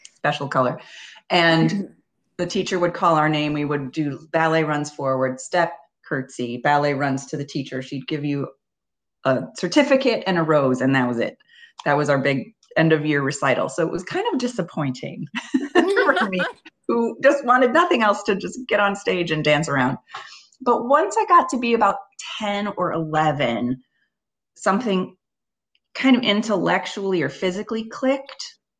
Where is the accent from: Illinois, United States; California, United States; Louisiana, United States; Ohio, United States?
Illinois, United States; Libertyville; I started at a studio in my hometown, which was a suburb of Chicago called Libertyville, Illinois